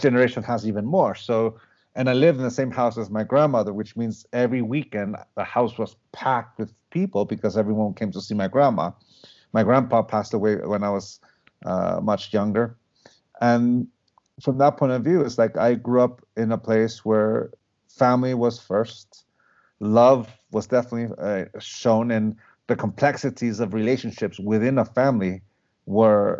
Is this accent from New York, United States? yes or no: no; San Diego, California, United States; accent: accent that reflects two cities; also born or lived in Tijuana, Mexico; not only was I born and raised in San Diego, California, I'm one of those rare cases that I lived in San Diego, Chula Vista to be exact, and I crossed over the border into Tijuana to go to school in Tijuana. And basically, I have an accent that reflects two cities